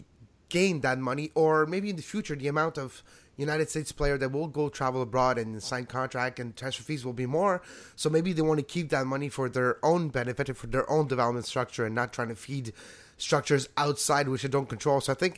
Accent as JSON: {"language": "English", "country": "Canada", "said": "we're not even directly involved, we're Canadian"}